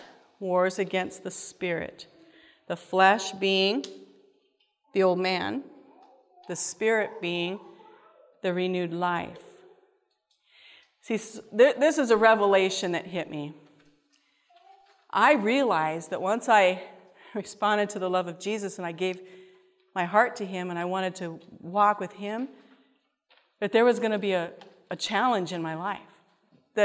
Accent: Washington, United States; we're from Washington, the West Coast

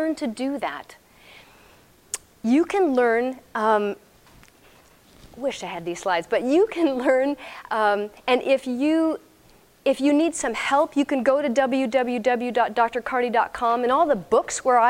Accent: Texas, United States; I'm from Texas.

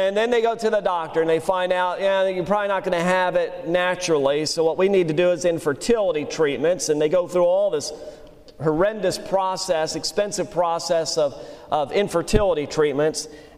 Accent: Louisiana, United States; also born or lived in Pennsylvania; I learned to eat crawfish in Louisiana. We moved from Pennsylvania when I was 8 years old

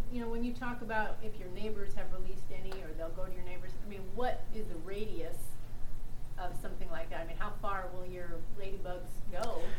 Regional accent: Northeast Texas, United States; Northeast Texas.

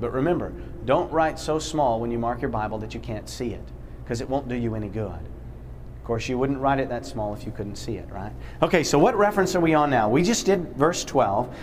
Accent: Poughkeepsie, New York, United States; I'm from Poughkeepsie, New York

